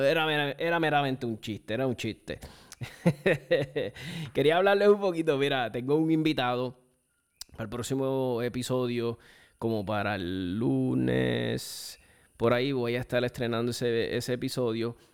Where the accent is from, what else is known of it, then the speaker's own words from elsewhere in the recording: Puerto Rico; como boricuas